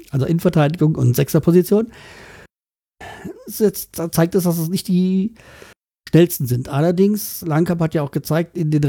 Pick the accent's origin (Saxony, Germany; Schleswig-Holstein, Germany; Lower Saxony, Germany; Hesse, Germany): Schleswig-Holstein, Germany; Kiel; Als gebürtiger Kieler verstehe ich das, dass man Bartels holen will.